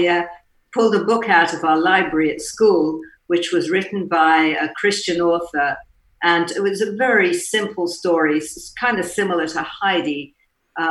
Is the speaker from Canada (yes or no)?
no; England, United Kingdom; moved away; I was brought up in England, as you can probably tell by my accent